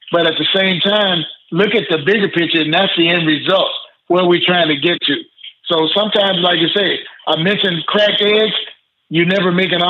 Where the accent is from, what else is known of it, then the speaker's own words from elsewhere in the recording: Mississippi, United States; moved away; also born or lived in Los Angeles, California; I was I was growing up in Mississippi at that time.